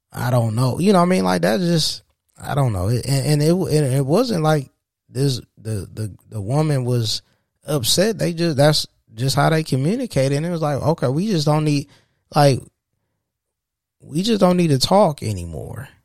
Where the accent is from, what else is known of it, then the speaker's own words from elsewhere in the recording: Saginaw, Michigan, United States; also born or lived in Detroit area, Michigan; now in Detroit, United States; I'm from Saginaw, born and raised in Saginaw, from, in Saginaw, Michigan